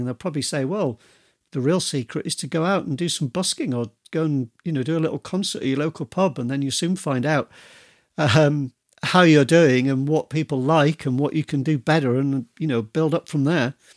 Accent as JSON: {"language": "English", "region": "Yorkshire and the Humber", "country": "United Kingdom", "moved": "yes", "lives_now": "Devon, United Kingdom", "said": "I come from Yorkshire, but I live in Devon"}